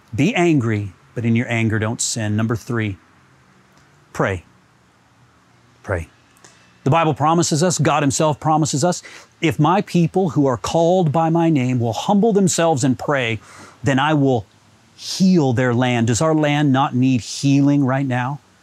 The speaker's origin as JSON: {"language": "English", "country": "United States", "moved": "yes", "lives_now": "Canada", "said": "I'm American. This is going on in my country of origin."}